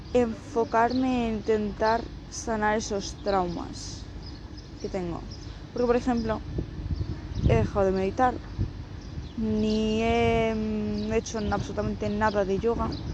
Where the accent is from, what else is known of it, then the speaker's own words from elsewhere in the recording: Spain; Las dos somos de España, pero vivimos en diferentes provincias